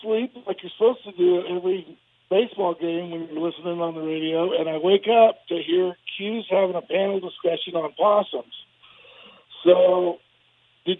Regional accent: Illinois, United States; I grew up in Illinois

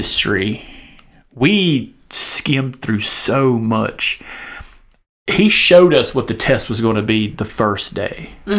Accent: the South, United States; accent: southern; I lost my accent, and then I used the whole word like this, and I could hide my southern accent until I get angry.

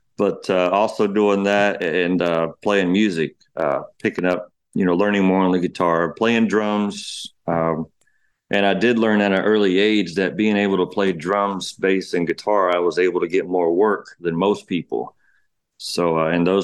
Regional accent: Ocala, Florida, United States; also born or lived in Cambridge, Ohio / Beaumont, Texas; We moved from Beaumont, Texas. We moved from there to Florida in 1986

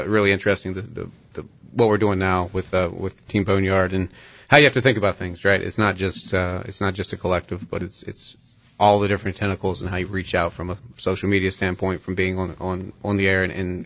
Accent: Portsmouth, Virginia, United States; moved away as an adult; also born or lived in Greenville, North Carolina / Charlotte, North Carolina; I grew up in Portsmouth, Virginia

